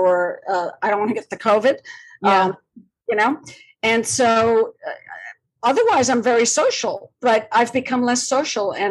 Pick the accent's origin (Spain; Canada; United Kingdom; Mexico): Spain; Malaga, Andalusia; also born or lived in Madrid, Spain; now in New York City, United States; My hometown in the south of Spain, Malaga, which is where I grew up